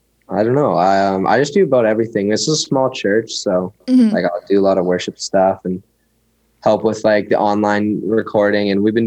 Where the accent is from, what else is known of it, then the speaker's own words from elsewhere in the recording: Prince George, British Columbia, Canada; So right now I'm in my hometown back in BC. I live in Prince George